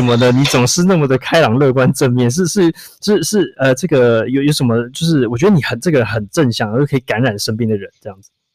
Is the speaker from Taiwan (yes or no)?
yes; Taipei, Taiwan; 我也是在台，台北长大